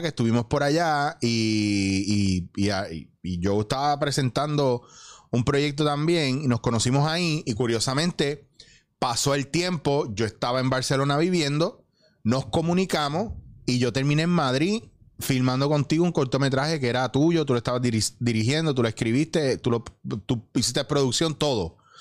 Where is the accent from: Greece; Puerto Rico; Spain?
Puerto Rico; esto es lo que yo peleo mucho en mi país